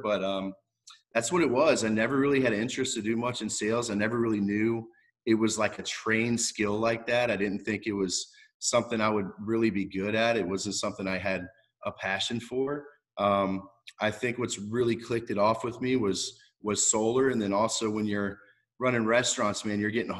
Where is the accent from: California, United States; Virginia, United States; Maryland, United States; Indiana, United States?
Virginia, United States; also born or lived in Cocoa Beach, Florida / New Jersey; now in Florida, United States; growing up in Virginia my whole life